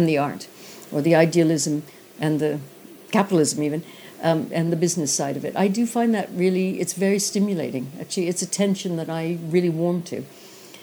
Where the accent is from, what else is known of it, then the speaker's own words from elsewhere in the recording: Canada; moved away; being Canadian